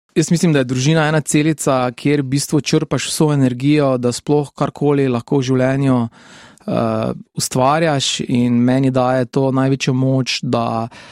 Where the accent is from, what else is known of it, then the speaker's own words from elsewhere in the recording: Šentilj, Drava, Slovenia; also born or lived in Maribor; odraščal sem v Šentilju, tam sem tudi obiskoval osnovno šolo